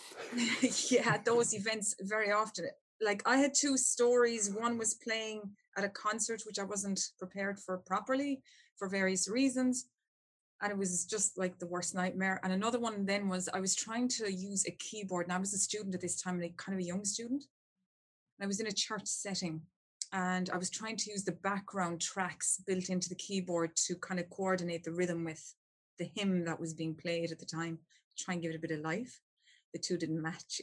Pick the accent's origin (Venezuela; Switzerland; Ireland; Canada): Ireland; I'm from Ireland and we're great storytellers and we love a story.